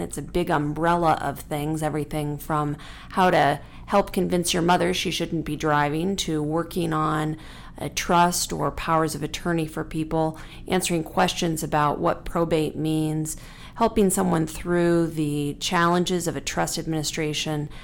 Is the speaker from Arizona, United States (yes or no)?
yes; Tucson, Arizona, United States; I'm a third generation Tucson, and I, I, I love my hometown